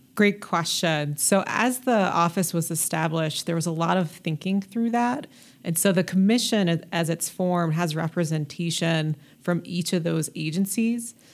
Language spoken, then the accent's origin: English; Denver, Colorado, United States; I grew up in North North Denver, Adams County area.